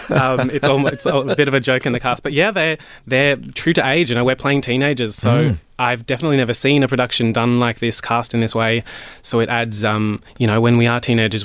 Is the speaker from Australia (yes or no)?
yes; Melbourne, Victoria, Australia; moved away; also born or lived in Western Australia; I'm a Melbourne boy originally.